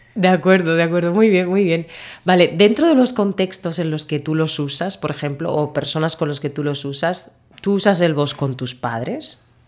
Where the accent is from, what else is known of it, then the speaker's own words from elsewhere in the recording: Murcia, Region of Murcia, Spain; accent: Murcian; also born or lived in Northern Ireland; Yo soy de Murcia y en Murcia no pronunciamos las S, finales de palabra, nos comemos letras